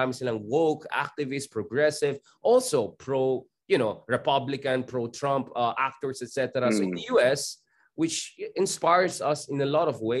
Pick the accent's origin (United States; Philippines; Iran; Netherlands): Philippines